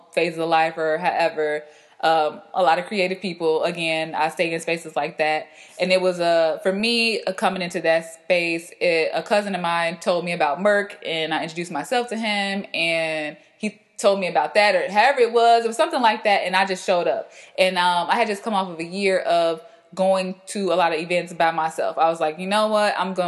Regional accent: Chicago, Illinois, United States; moved away as an adult; also born or lived in Los Angeles; I have moved back to my hometown of Chicago

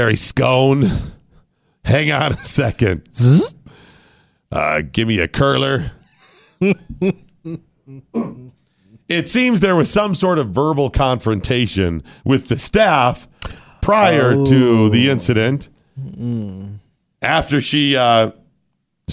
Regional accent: the North, United States; moved away; I was raised in the North on Dunkin'

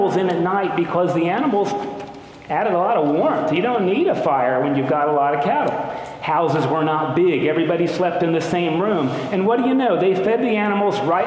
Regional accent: Lexington, Kentucky, United States; I was born in Good Samaritan Hospital in Lexington, Kentucky

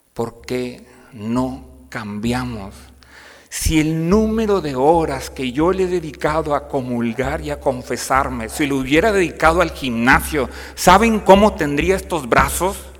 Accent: Piedras Negras, Coahuila, Mexico; now in Saltillo, Mexico; soy originario de Piedras Negras, Coahuila

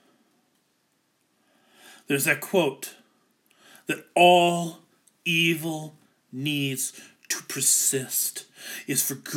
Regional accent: Ankeny, Iowa, United States; I grew up in Ankeny, which is another suburb of Des Moines

